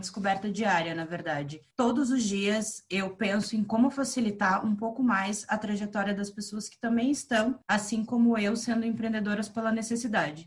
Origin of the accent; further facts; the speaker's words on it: Curitiba, Paraná, Brazil; also born or lived in Rio Grande do Sul; now in Florianópolis, Brazil; sou gaúcha de nascimento, curitibana de criação e manezinha por opção. Hoje eu moro na Ilha da Magia